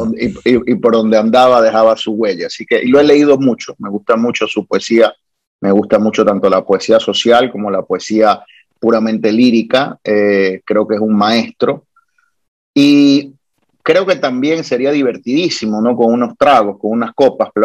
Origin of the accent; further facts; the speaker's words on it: Guayaquil, Guayas, Ecuador; now in Puerto Rico; Soy nacido en el Ecuador, en Guayaquil, pero Puerto Rico es mi hogar, es mi patria